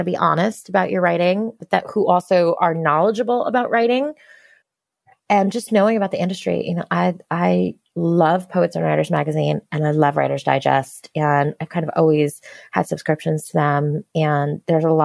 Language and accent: English; United States; I grew up right outside of New York City. So the city was my backyard for my whole life